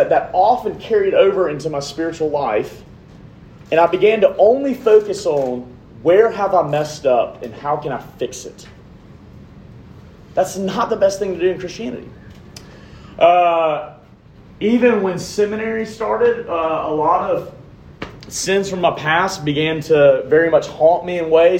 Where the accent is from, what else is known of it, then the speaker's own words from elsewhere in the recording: Montgomery, Alabama, United States; moved away as an adult; also born or lived in New Orleans, Louisiana / Troy, Alabama / Jackson, Mississippi; I'm originally from Montgomery, Alabama